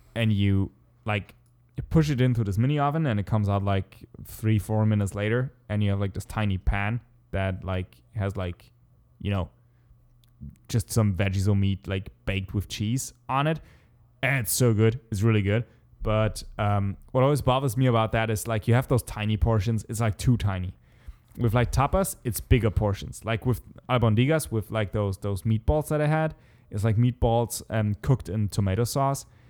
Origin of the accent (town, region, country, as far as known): Germany; English is a second language